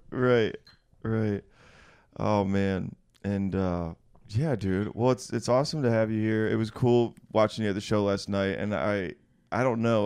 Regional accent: West Michigan, United States; now in New York, United States; I was on like the the west side of, of Michigan

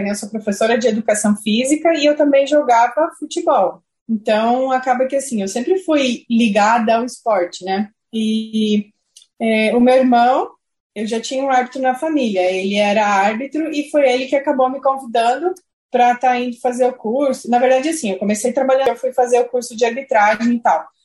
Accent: Saudades, Santa Catarina, Brazil; na região onde eu morava, que chama Saudades, município onde eu cresci, onde eu nasci.

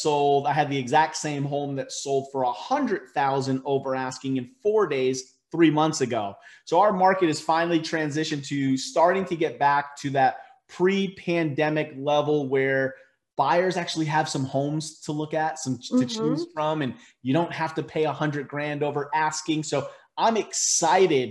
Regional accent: Connecticut, United States; moved away as an adult; also born or lived in Naugatuck, Connecticut; now in Dallas, United States; growing up in Connecticut

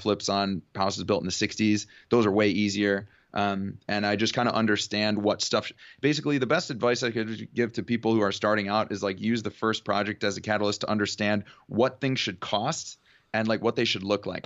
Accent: Cleveland, Ohio, United States; moved away as an adult; also born or lived in Oxford, Ohio / Houston, Texas; now in California, United States; growing up in Cleveland, Ohio, I went to high school there

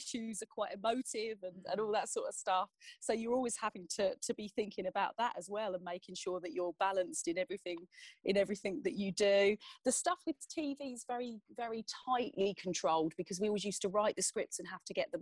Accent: Essex, East of England, United Kingdom; I'm fiercely passionate about Essex because it's where I'm from. It's where I live now.

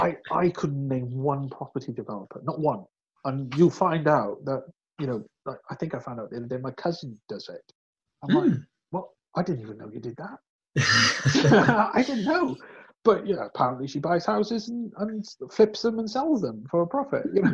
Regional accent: West Wales, United Kingdom; I'm not from South Wales, I'm from West Wales

